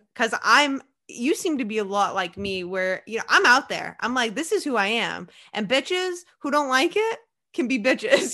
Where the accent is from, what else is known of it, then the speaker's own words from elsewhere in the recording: Maine, United States; I'm from Maine